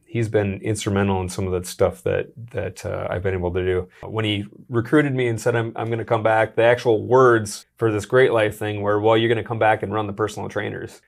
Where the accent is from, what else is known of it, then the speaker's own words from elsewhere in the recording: Sioux Falls, South Dakota, United States; also born or lived in Minneapolis; Born and raised in Sioux Falls, South Dakota